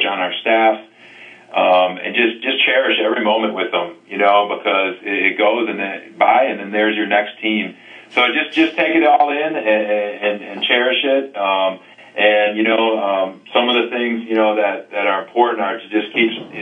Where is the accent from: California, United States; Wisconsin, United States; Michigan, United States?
Wisconsin, United States; moved away as an adult; now in Texas, United States; I was fortunate to grow up in Wisconsin